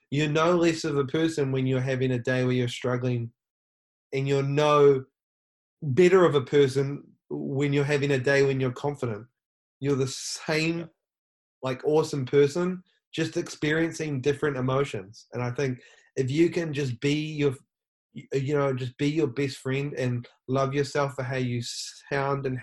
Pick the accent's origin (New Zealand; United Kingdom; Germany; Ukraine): New Zealand; now in Los Angeles, United States; I'm from New Zealand. I live in Los Angeles.